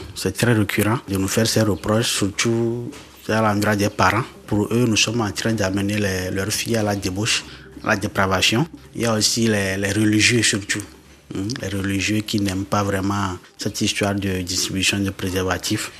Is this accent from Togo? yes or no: yes; Tabligbo, Maritime, Togo; also born or lived in Lomé; j'ai grandi ici à Tablebo. J'ai commencé l'école à Tablebo ici